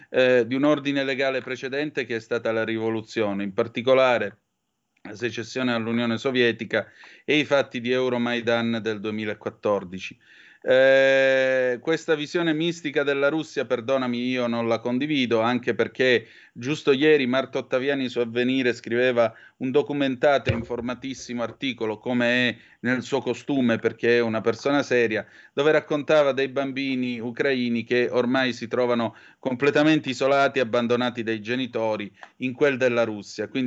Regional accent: Southern Italy, Italy; io non sono un terrone, sono un meridionale, ho 2500 anni di civiltà alle

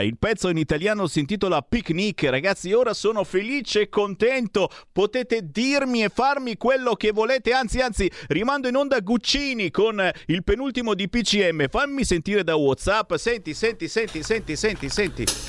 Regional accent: Monza, Lombardy, Italy; moved away as an adult; now in Milan, Italy; io sono di Monza

